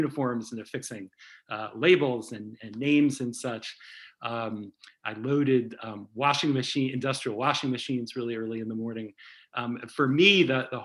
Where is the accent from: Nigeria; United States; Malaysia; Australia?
United States; New Haven, Connecticut; moved away as an adult; also born or lived in New York; now in Boston, United States; I grew up in New Haven, Connecticut, and have spent almost my entire life in the Northeast